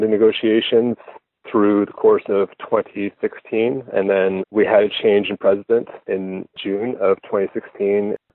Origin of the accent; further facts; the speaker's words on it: Nova Scotia, Canada; I'm a teacher from Nova Scotia.